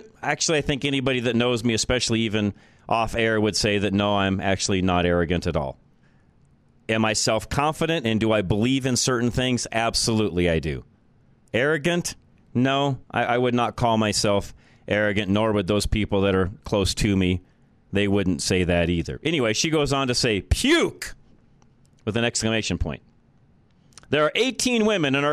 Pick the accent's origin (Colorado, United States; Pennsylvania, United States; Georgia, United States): Colorado, United States; Boulder; Boulder is my native town. It's where I grew up